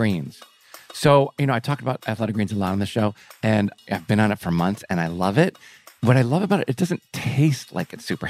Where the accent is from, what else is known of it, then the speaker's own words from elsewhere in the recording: Chicago, Illinois, United States; I was in high school in the suburbs of Chicago